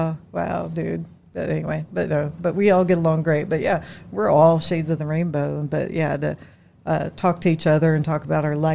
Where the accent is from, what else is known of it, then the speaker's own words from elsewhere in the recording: Indianapolis, Indiana, United States; also born or lived in Marion, Indiana; Mostly Indianapolis, but I'm from Marion, Indiana.